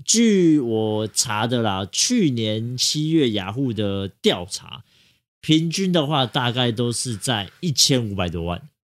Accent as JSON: {"language": "Chinese", "region": "Taipei", "country": "Taiwan", "tie": "born or raised there", "said": "就是土生土长的台北人"}